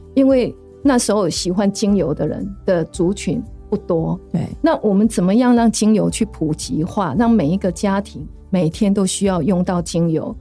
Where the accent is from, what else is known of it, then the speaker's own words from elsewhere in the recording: rural Nantou, Nantou County, Taiwan; moved away; 我是在南投乡下长大